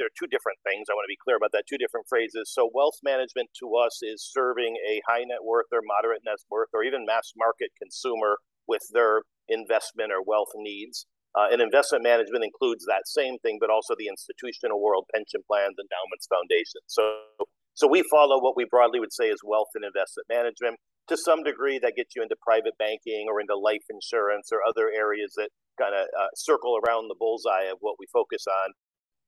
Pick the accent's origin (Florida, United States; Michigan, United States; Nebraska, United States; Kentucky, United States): Michigan, United States; Detroit; moved away as an adult; also born or lived in New York / London / Frankfurt / Mexico; I grew up in Detroit, Michigan